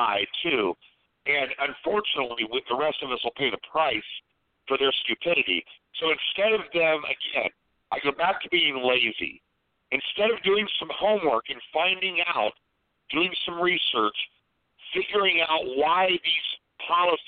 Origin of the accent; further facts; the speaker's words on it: Columbus, Ohio, United States; my hometown is another one, Columbus, Ohio